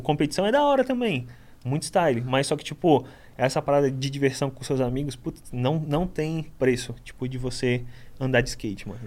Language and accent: Portuguese; Guarujá, São Paulo, Brazil; born or raised there; also born or lived in Itanhaém, São Paulo